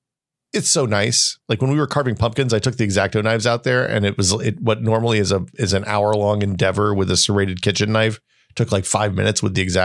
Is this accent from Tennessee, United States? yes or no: yes; Tennessee, United States; But dude, I grew up in Northeast Tennessee, so I don't know.